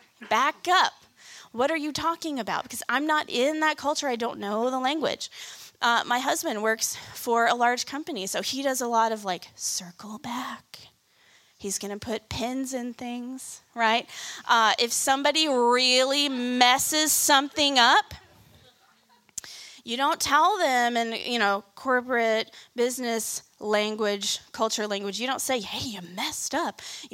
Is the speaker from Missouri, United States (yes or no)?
yes; Kansas City, Missouri, United States; moved away as an adult; I moved here in college from Kansas City. And I didn't grow up in the South, but I thought I was fairly familiar with it because my grandparents lived here